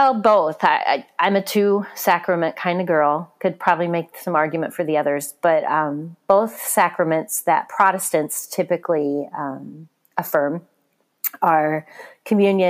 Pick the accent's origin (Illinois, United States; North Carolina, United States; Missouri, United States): Missouri, United States; moved away as an adult; now in Michigan, United States; a trip home to Missouri